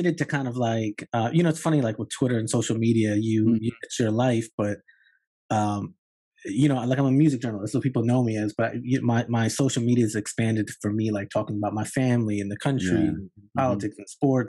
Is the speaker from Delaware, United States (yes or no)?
yes; Newark, Delaware, United States; moved away as an adult; now in New York City, United States; Yeah, I grew up in Newark, Delaware, which is about 2 hours south of New York. You know, Puerto Rican kid, you know, suburbs, somewhere between middle class and working class.